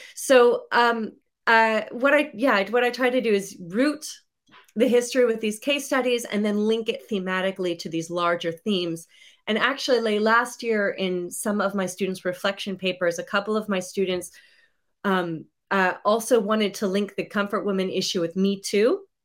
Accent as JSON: {"language": "English", "country": "United States", "said": "I'm from the United States"}